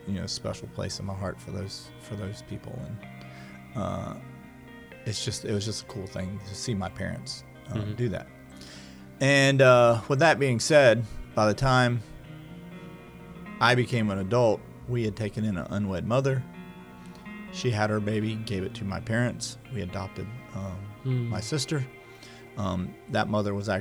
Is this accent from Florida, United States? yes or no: yes; Fort Lauderdale, Florida, United States; also born or lived in Pensacola; I was born in Fort Lauderdale